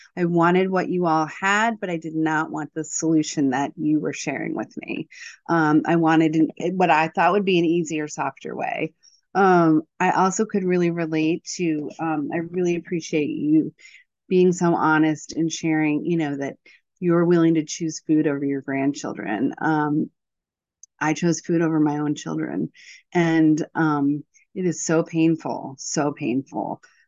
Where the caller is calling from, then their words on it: Virginia, United States; I'm calling in from Virginia.